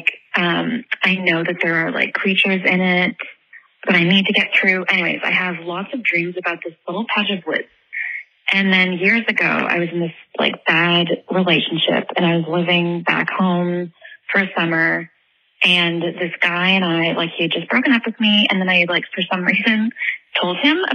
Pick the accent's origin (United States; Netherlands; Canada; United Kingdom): Canada; New Brunswick; I grew up in Canada, in New Brunswick, on the East Coast.